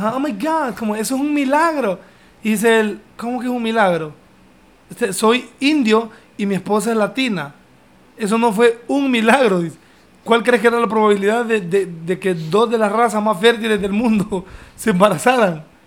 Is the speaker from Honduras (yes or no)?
yes; Honduras; also born or lived in London; yo vengo de Honduras